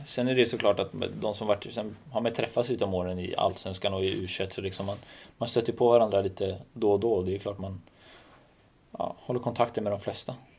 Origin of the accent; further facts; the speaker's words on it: Stockholm, Stockholm County, Sweden; Jag är från södra Stockholm, verkligen.